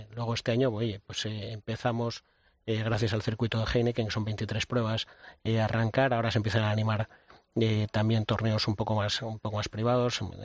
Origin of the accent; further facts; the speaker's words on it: Llanes, Asturias, Spain; en mi tierra, promocionar eh, eh, Llanes